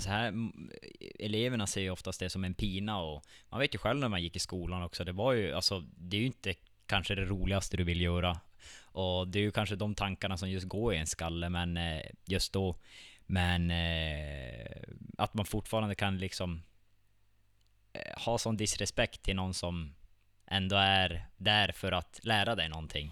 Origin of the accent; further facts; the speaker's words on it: Vittangi, Norrbotten County, Sweden; jag är född och uppvuxen här i Vittangi själv